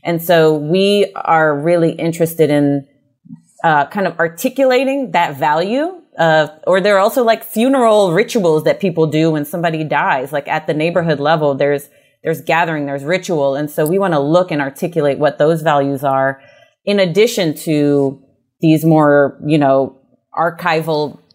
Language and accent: English; Prince George's County, Maryland, United States; I'm from Prince George's County